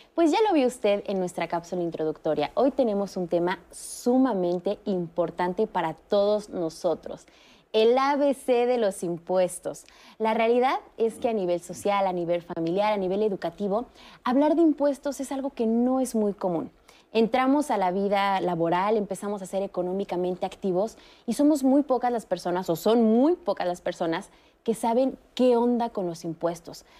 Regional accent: Mexico; como ciudadanos mexicanos.

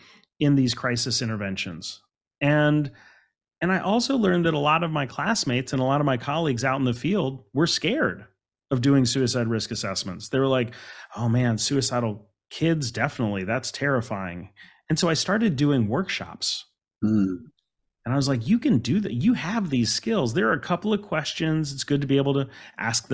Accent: Alexandria, Virginia, United States; I grew up in Alexandria, Virginia

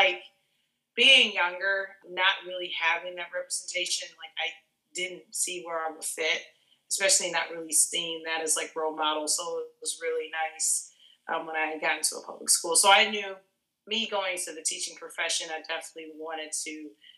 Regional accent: Chicago suburbs, Illinois, United States; now in Chicago, United States; I am from Chicago. I was born in Chicago, and then we moved when I was about 6 to the suburbs

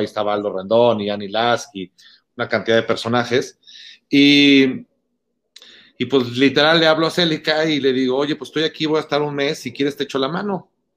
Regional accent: Guadalajara, Jalisco, Mexico; moved away as an adult; now in Mexico City, Mexico; soy de Guadalajara

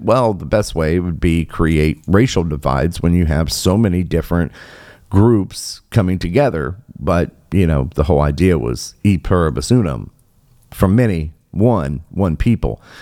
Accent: Michigan, United States; my home state here um, of Michigan.

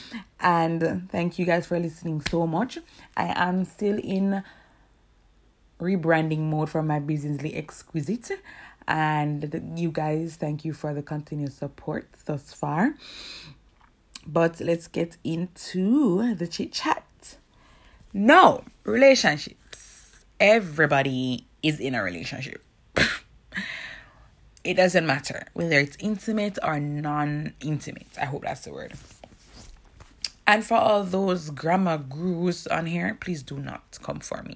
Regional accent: Kingston, Jamaica; I'm from Kingston, Jamaica

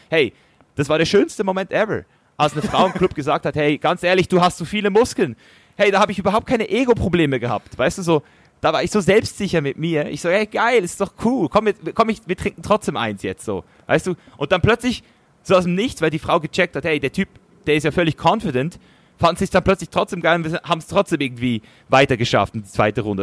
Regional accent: Switzerland; als Schweizer Junge

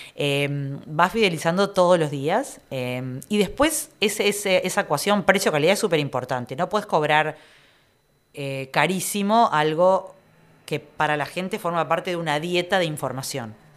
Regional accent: Piriápolis, Maldonado, Uruguay; Yo soy de Piriápolis también, yo soy de Piriápolis

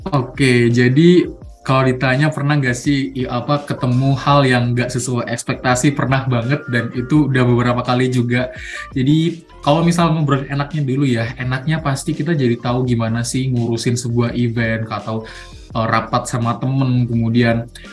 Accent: Mojokerto, East Java, Indonesia; asalku nggak jauh-jauh dari Malang dari Malang sih dari Mojokerto

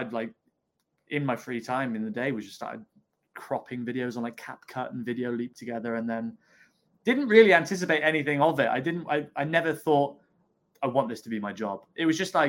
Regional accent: Devon, South West England, United Kingdom; also born or lived in Exeter; My dad got transferred to Exeter. I popped out, and then I grew up in Devon.

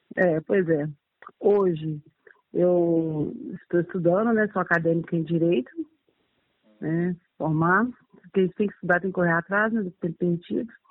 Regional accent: Belo Horizonte, Minas Gerais, Brazil; also born or lived in Brasília; Eu sou nascida aqui em BH mesmo, tá? Sim. É, sou aqui, sou moradora do aglomerado da Serra

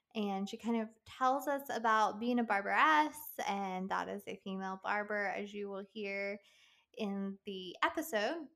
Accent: West Virginia, United States; moved away; I'm originally from West Virginia

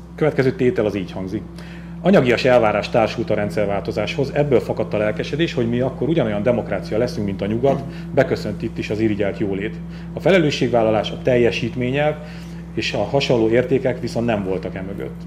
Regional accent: Borsod-Abaúj-Zemplén, Hungary; én, mint Zempléni

